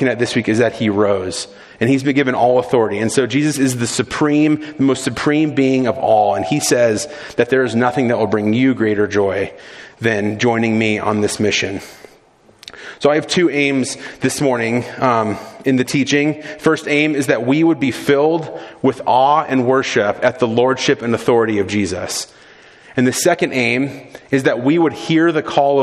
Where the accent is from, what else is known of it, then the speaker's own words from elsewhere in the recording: South Florida, United States; I grew up in South Florida